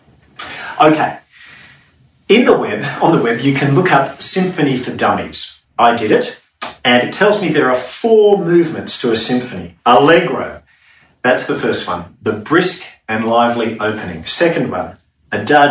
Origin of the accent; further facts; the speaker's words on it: Sydney, New South Wales, Australia; growing up in Sydney's suburbs near the bush in summer